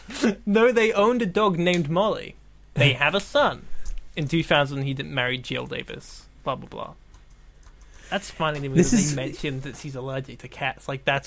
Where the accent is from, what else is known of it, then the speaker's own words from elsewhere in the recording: Dorset, South West England, United Kingdom; I'm from a place called Dorset.